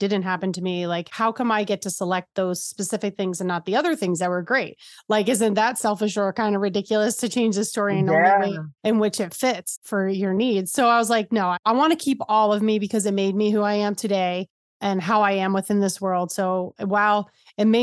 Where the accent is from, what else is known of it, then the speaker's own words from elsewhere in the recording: New Jersey, United States; I'm just from Jersey